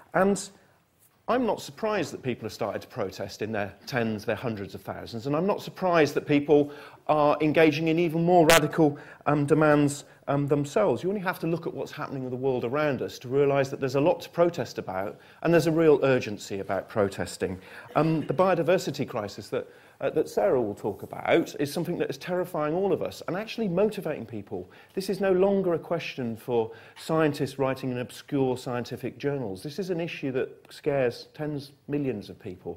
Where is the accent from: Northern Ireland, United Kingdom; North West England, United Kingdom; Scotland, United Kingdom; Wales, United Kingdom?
North West England, United Kingdom; Manchester; I come from Manchester